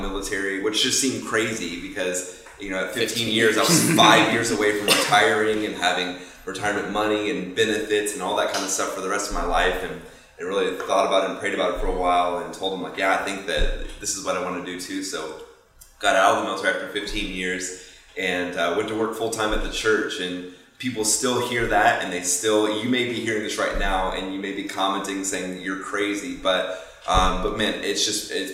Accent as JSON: {"language": "English", "town": "Fort Myers", "region": "Florida", "country": "United States", "tie": "born or raised there", "moved": "as an adult", "lives_now": "Tampa, United States", "said": "Grew up down in Fort Myers"}